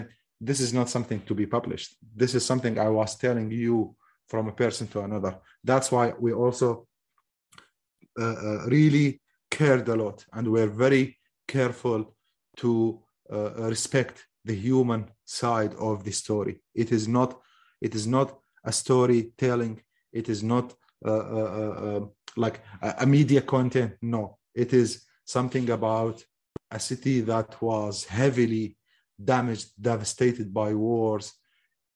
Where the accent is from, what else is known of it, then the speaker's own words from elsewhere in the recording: Mosul, Nineveh, Iraq; I am from the occupied Mosul.